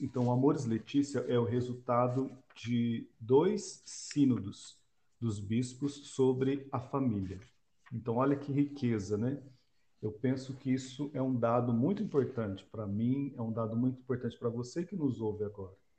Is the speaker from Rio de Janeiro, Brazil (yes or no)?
no; Londrina, Paraná, Brazil; moved away; eu sou natural de Londrina